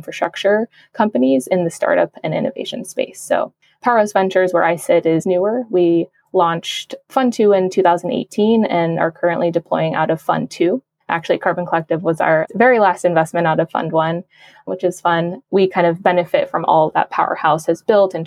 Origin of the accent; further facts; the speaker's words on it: Arizona and the Navajo Nation, United States; moved away; I'm originally from Arizona and the Navajo Nation